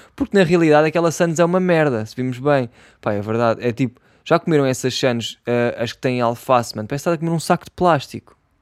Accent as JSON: {"language": "Portuguese", "region": "Setúbal", "country": "Portugal", "accent": "Setúbal", "said": "eu sou de Setúbal e aqui em Setúbal"}